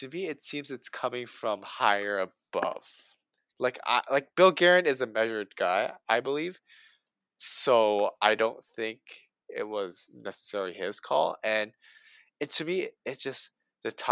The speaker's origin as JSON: {"language": "English", "town": "Toronto", "region": "Ontario", "country": "Canada", "said": "we're both from Toronto"}